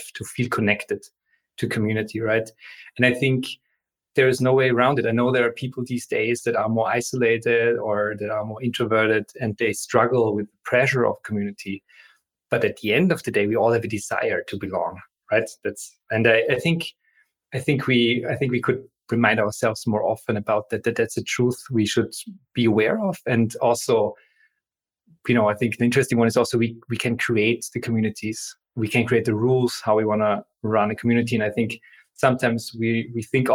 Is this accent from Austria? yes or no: yes; Austria; moved away; I come from Austria, so German board games are a big part of our tradition. We grow up playing with each other.